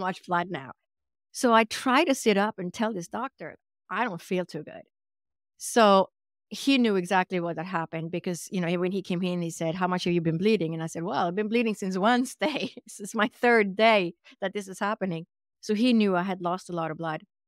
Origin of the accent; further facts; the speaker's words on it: Sweden; English is a second language; moved away; I was actually born and raised in Sweden, which is in Scandinavia or Northern Europe.